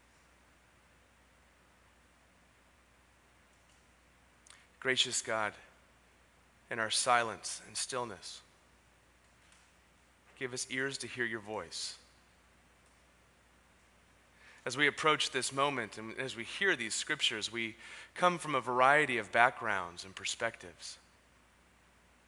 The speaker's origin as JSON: {"language": "English", "town": "San Diego", "region": "California", "country": "United States", "tie": "born or raised there", "also_born_or_lived": "San Francisco", "moved": "as an adult", "lives_now": "San Diego, United States", "said": "I was born and raised in Ocean Beach"}